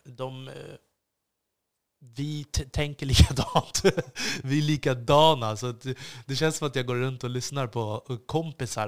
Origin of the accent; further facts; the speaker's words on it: Stockholm, Stockholm County, Sweden; jag också ett ansvar som svensk och som stockholmare